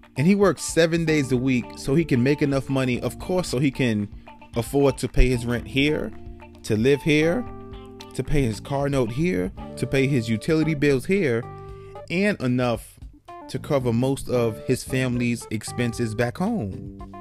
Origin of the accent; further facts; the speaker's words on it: New York City, New York, United States; moved away; I'm from New York City